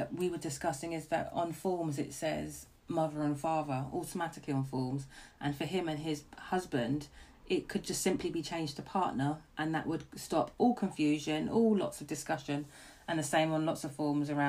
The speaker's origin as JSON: {"language": "English", "region": "London", "country": "United Kingdom", "tie": "born or raised there", "said": "I grew up in Camden"}